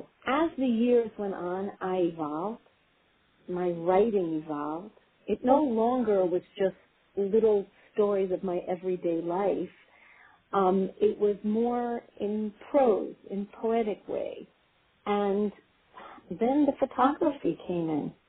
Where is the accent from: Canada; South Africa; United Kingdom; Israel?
Israel; moved away; I grew up in Israel, and I grew up on a kibbutz